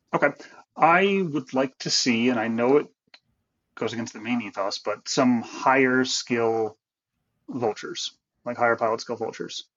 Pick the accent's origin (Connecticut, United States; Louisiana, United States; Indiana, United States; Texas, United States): Connecticut, United States; also born or lived in Philadelphia area, Pennsylvania; now in Cheltenham, United States; I am originally from Connecticut, uh, but I've been living in the Philly area for about half my life now